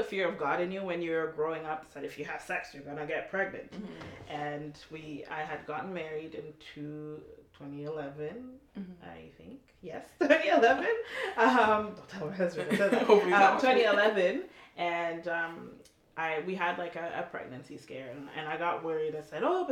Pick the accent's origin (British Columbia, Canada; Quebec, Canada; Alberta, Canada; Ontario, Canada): Ontario, Canada; Toronto; also born or lived in Montreal; moved to Toronto when I was about 12